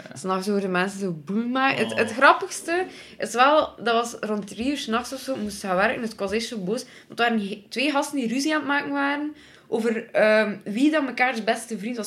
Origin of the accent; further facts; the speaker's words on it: Belgium; ik ben van Zottheim oorspronkelijk